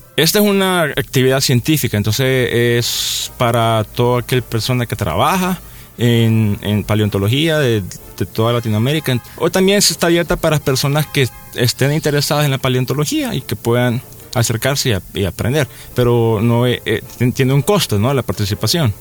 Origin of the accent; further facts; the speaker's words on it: El Salvador; nuestro país